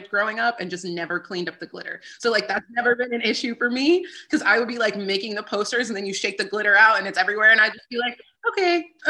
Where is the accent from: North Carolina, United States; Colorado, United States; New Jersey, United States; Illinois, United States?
New Jersey, United States; also born or lived in New York City; now in West Hollywood, United States; I'm originally from New Jersey, and I now live in West Hollywood, California